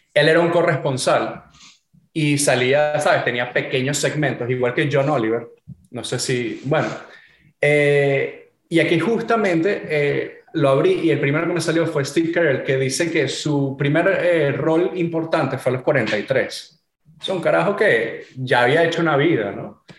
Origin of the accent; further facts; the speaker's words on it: Venezuela; moved away; also born or lived in Florida, United States / California, United States; yo al final soy venezolano